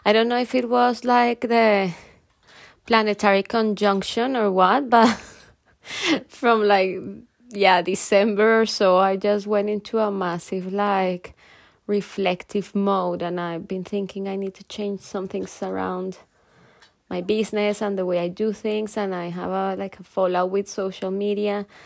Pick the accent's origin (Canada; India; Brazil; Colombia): Colombia; moved away as an adult; now in United Kingdom; I'm from Colombia, and almost 7 years ago I moved to the UK